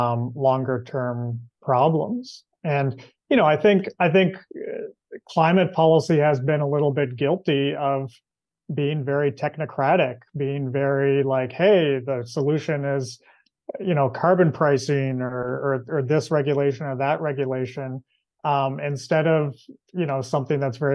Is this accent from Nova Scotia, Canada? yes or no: yes; Nova Scotia, Canada; I'm actually in Nova Scotia right now, and I'm from Nova Scotia